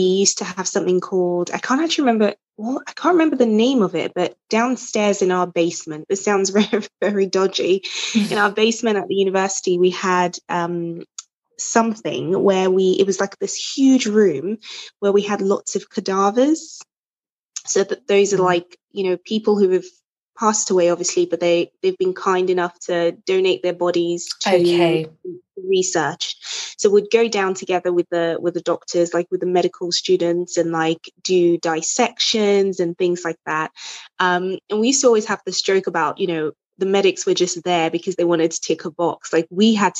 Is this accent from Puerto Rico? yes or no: no; Nigeria; now in England, United Kingdom; so I'm originally Nigerian